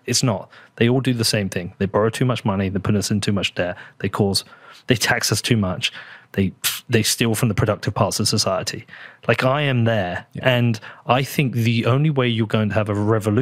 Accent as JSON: {"language": "English", "country": "United Kingdom", "accent": "British", "said": "as good a British voice as I have"}